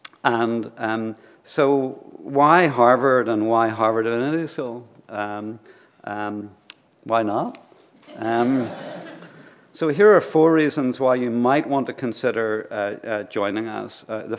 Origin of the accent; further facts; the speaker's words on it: Ireland; I'm from Ireland, so I feel this loss very deeply.